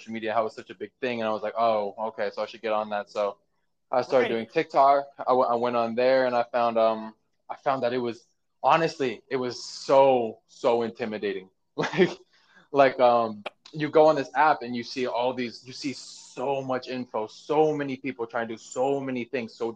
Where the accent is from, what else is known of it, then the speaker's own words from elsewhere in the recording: Lake Tahoe, Nevada, United States; moved away as an adult; now in Los Angeles, United States; I'm from Lake Tahoe in Nevada